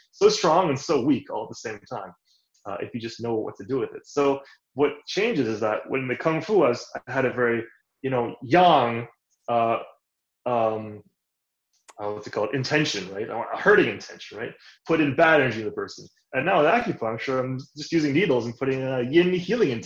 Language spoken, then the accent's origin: English; Toronto, Ontario, Canada; I grew up in Canada, Toronto, born and raised